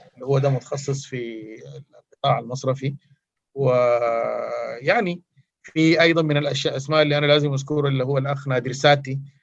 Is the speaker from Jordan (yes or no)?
no; Sudan; عندنا في السودان